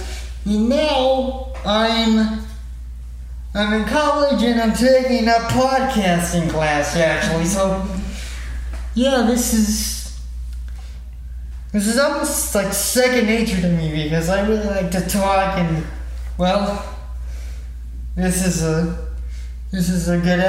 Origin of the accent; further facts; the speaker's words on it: Texas, United States; And yeah, I've lived here most of my life, so I say that Texas is my home state.